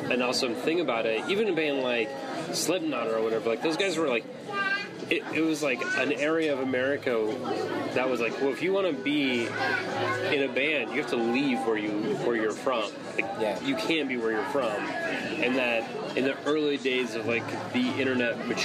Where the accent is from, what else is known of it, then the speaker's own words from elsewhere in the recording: Germany; when I grew up in Germany